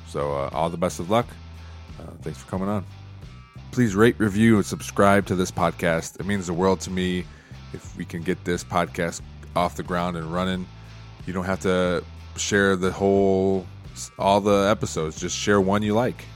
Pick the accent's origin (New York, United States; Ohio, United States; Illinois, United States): Ohio, United States; Toledo; I grew up in Toledo.